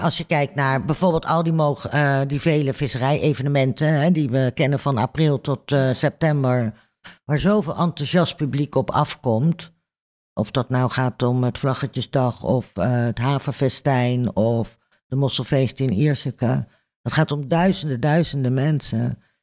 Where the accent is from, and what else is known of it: Netherlands